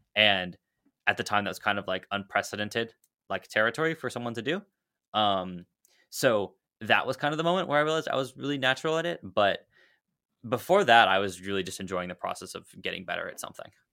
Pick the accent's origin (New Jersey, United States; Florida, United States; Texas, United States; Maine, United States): Texas, United States; Dallas; I'm from Dallas, Texas